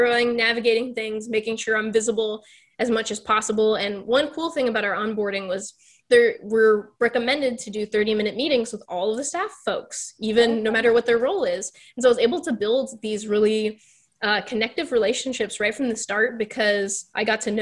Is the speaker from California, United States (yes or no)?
no; Texas, United States; also born or lived in Pittsburgh, Pennsylvania; now in Florida, United States; I'm originally from Texas